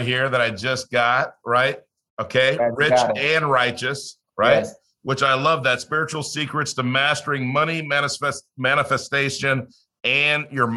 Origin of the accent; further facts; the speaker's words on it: Los Angeles, California, United States; I grew up in Los Angeles in the inner city